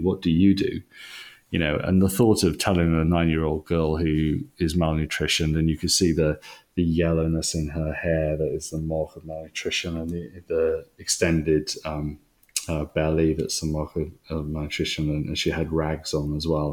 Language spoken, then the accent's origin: English; Wales, United Kingdom; moved away as an adult; now in England; I'm I'm a Welshman, and um, you always take that with you.